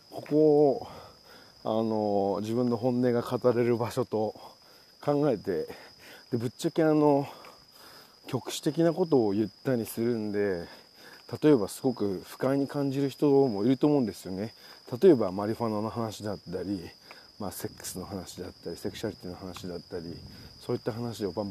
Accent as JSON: {"language": "Japanese", "town": "Kawasaki", "region": "Kanagawa", "country": "Japan", "tie": "born or raised there", "said": "なんか自分はそういった町で育ってあこの町抜け出したいなってすごく思ってたんであのまあ一度は抜け出したんですけどもやっぱり抜け出した後に思うのはあまあ実際自分のすごいこのタフなスピリットってのはその川崎サウスサイドが原点だったかなと思って"}